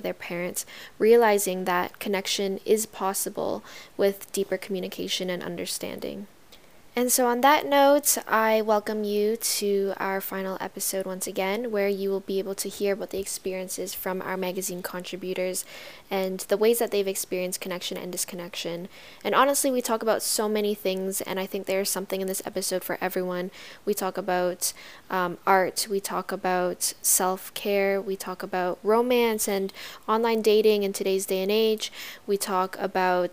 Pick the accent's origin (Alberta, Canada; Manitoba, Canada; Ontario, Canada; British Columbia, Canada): Ontario, Canada; I was born here in Canada, but my parents were born in Vietnam.